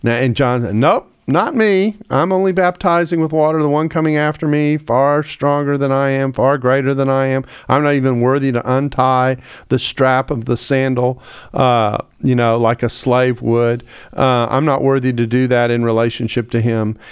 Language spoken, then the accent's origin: English; United States; I'm an American who's often in Australia